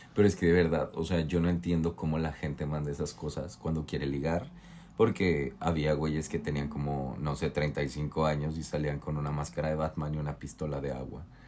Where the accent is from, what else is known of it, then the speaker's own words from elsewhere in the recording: Mexico; now in New York, United States; soy de México